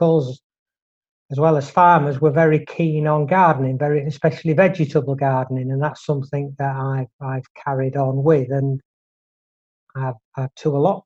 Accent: Drax, Yorkshire and the Humber, United Kingdom; I was brought up in North Yorkshire in a very small village called Drax

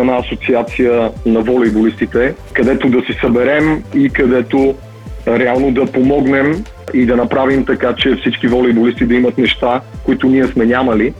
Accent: Madrid, Community of Madrid, Spain; also born or lived in Sofia, Bulgaria; роден съм в София, 85-та година. С родителите ми се премествам в Мадрид, като аз съм на 8 годинки.

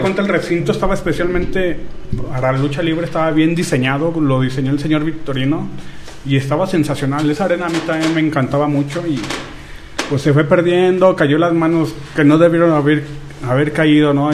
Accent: Durango, Mexico; yo soy de aquí de Durango, Durango.

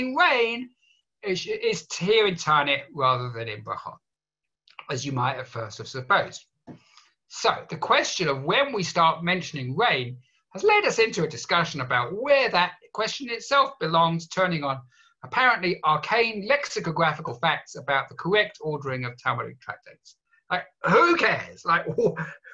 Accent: England, United Kingdom; growing up in England

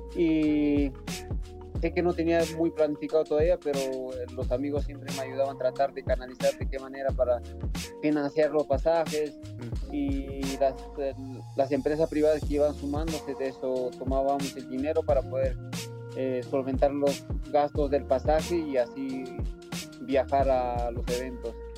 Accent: Yauli, Peru; mi pueblo que se llama Yauli

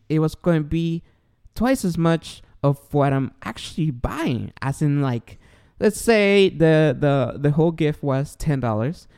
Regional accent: Los Angeles, California, United States; I am from uh, Los Angeles in America.

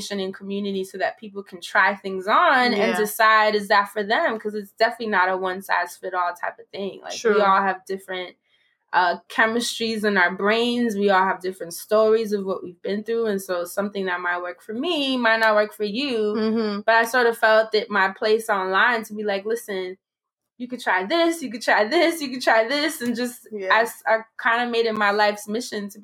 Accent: New York City, New York, United States; I'm from the Carver Project in Harlem.

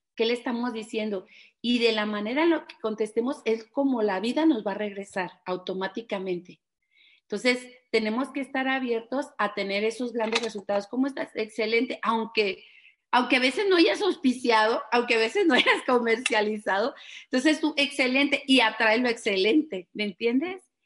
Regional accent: Guadalajara, Jalisco, Mexico; somos de aquí de Guadalajara

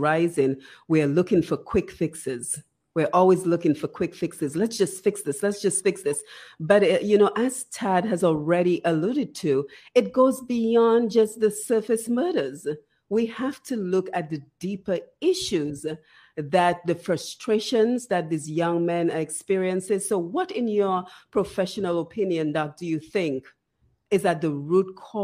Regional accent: Dominica; we grew up in Dominica

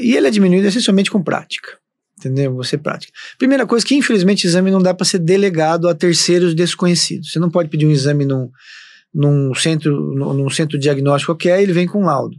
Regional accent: Londrina, Paraná, Brazil; moved away as an adult; eu sou de Londrina, no Paraná. É, sempre, sempre morei

